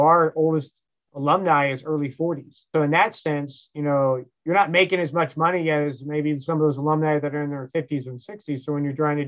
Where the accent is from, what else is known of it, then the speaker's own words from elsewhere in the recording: Kansas, United States; moved away; where I'm from Kansas